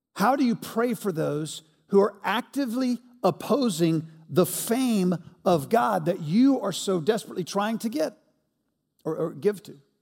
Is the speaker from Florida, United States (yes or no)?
no; Montgomery, Alabama, United States; moved away as an adult; also born or lived in Mississippi / Atlanta, Georgia; Montgomery, Alabama is where I grew up